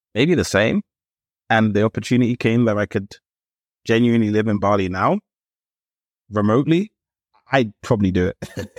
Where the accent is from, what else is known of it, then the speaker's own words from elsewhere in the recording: London, United Kingdom; also born or lived in Ealing / Acton / Shepherd's Bush; I'm a Londoner, it's fine, but I grew up in Camden